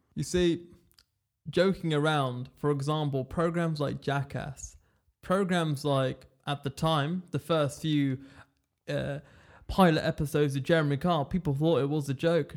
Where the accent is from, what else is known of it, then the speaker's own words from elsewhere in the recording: England, United Kingdom; I was born in England, as you could tell by my eloquent accent